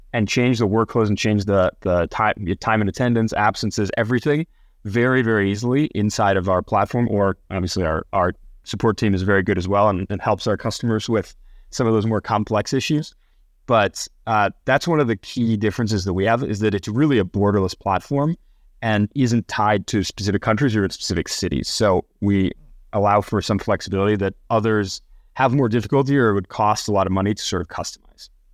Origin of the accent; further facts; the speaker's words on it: Minnesota, United States; moved away as an adult; also born or lived in Chicago / San Francisco; I, I grew up in Minnesota